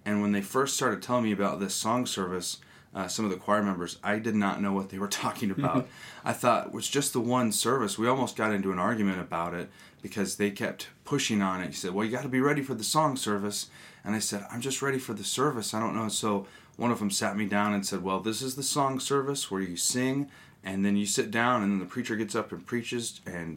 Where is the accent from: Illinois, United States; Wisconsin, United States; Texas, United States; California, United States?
California, United States; Northern; I grew up in a Methodist and Presbyterian church, growing up in Northern California